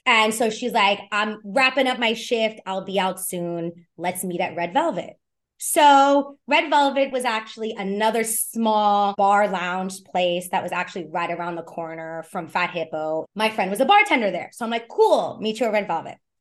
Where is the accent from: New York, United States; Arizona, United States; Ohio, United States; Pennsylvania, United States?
New York, United States; New York City; born or raised there